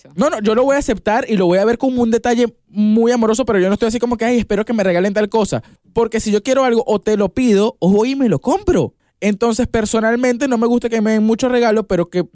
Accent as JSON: {"language": "Spanish", "country": "Venezuela", "said": "yo soy de Venezuela"}